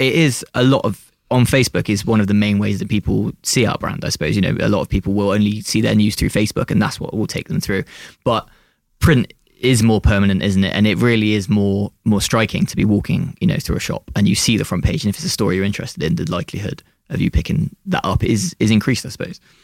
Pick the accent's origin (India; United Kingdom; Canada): United Kingdom; Bristol, South West England; When you're from Bristol and you're working in Bristol